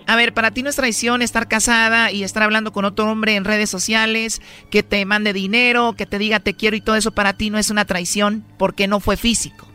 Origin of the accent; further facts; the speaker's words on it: Mexico; now in Los Angeles, United States; como mexicanos